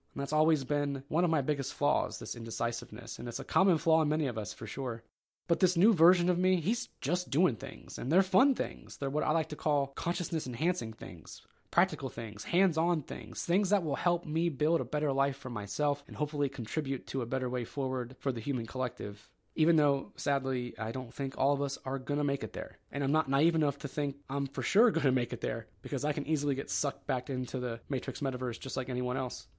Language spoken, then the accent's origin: English; Ohio, United States; I'm from the Kingdom of Ohio